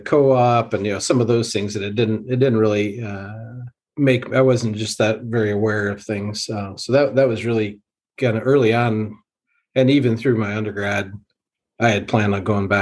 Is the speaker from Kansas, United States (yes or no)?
yes; Western Kansas, United States; I grew up in Western Kansas